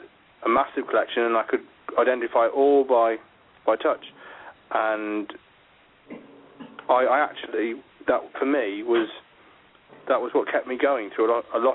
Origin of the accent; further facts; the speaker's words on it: Yorkshire Dales, Yorkshire and the Humber, United Kingdom; moved away as an adult; also born or lived in Birmingham; I grew up in the Yorkshire Dales until I was 17